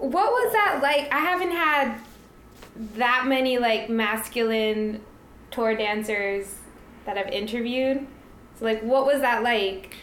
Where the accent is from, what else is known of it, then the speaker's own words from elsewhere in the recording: New York, United States; I grew up in New York